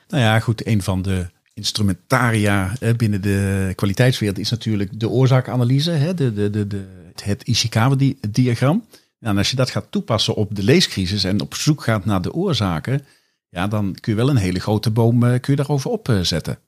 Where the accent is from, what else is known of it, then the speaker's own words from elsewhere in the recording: Kerkrade, Limburg, Netherlands; mijn geboorteplaats Kerkrade